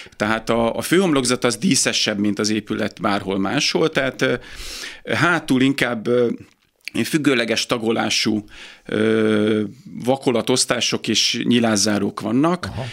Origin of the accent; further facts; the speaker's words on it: Pécs, Baranya, Hungary; moved away as an adult; also born or lived in Budapest; én Pécsi születésű vagyok